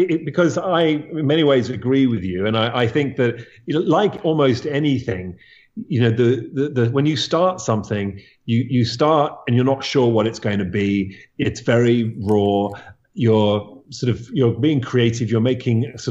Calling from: New York, United States; I am uh, at my home upstate New York.

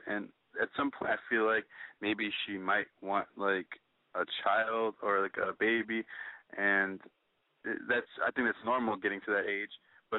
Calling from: New York City, New York, United States; 22, from New York City.

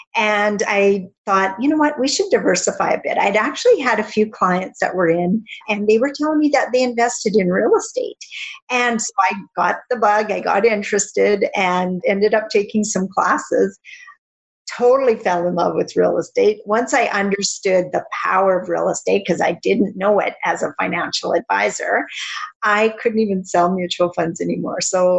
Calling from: Regina, Saskatchewan, Canada; I am in Regina, Saskatchewan, which is central Canada.

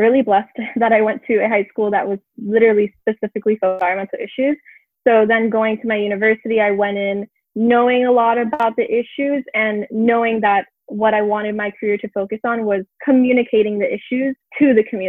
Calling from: Miami, Florida, United States; I am 20 years old and I'm calling in from Miami, Florida.

